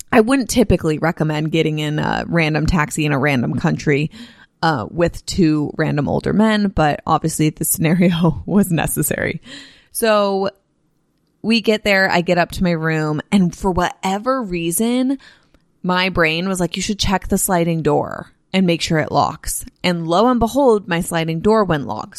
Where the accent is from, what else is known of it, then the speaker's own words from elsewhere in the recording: California, United States; also born or lived in Nashville, Tennessee; I grew up in California. I've lived in California for, uh, every year of my, for twenty-six years total of my life, 'cause I only lived in Tennessee and Nashville for four